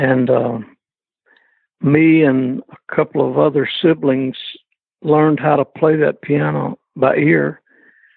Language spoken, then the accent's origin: English; Athens, Alabama, United States; moved away as an adult; I was raised in Athens, Alabama.